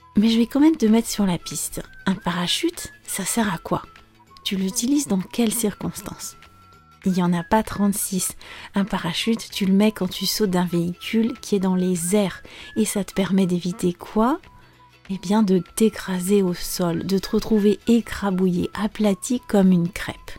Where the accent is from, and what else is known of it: France